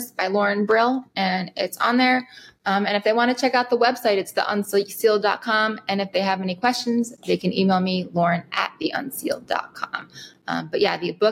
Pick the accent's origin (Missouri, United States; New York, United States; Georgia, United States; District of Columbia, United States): New York, United States; Rockland County, just outside New York City, United States; I grew up just outside New York City, Rockland County